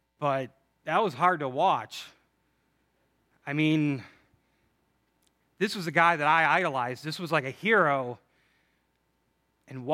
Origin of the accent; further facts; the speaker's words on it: Chicago, Illinois, United States; I'm from Chicago